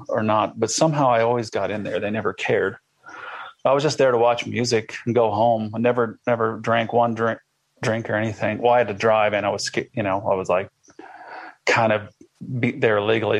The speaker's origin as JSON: {"language": "English", "region": "Iowa", "country": "United States", "said": "I'm from Iowa."}